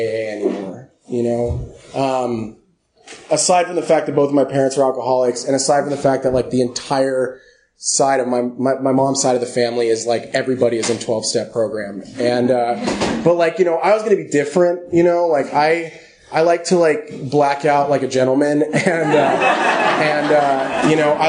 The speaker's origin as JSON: {"language": "English", "town": "Los Angeles", "region": "California", "country": "United States", "tie": "born or raised there", "said": "I grew up in Los Angeles."}